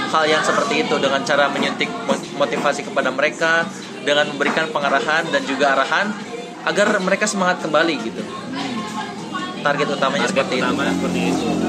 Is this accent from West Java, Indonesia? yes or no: yes; Cianjur, West Java, Indonesia; kita sebagai anak Cianjur